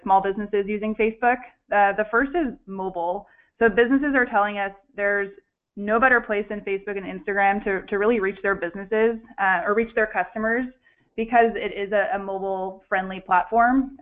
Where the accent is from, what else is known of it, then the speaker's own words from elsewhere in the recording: San Francisco, California, United States; I'm originally from San Francisco, so I haven't moved too far at all, and I'm still based in San Francisco today